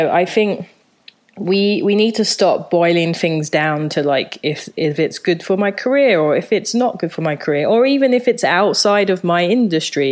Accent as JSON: {"language": "English", "region": "London", "country": "United Kingdom", "tie": "born or raised there", "also_born_or_lived": "Japan", "moved": "as an adult", "lives_now": "New York, United States"}